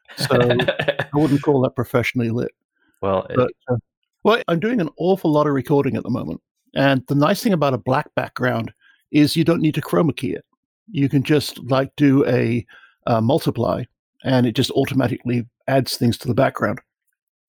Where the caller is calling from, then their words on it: north of Dallas, Texas, United States; I'm calling you about 40, 50 miles north of Dallas